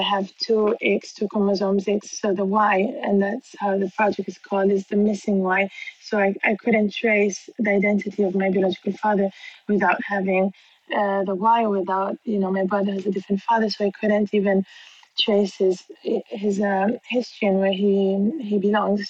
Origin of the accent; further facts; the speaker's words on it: Bangkok, Thailand; moved away; also born or lived in Milan, Italy; I was born in Bangkok in Thailand